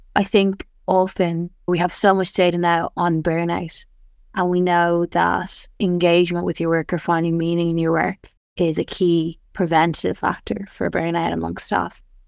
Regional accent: Ireland; I'm Irish

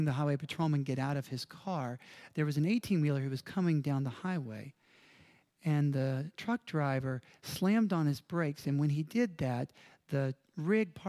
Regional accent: Mississippi, United States; moved away; I'm from Mississippi.

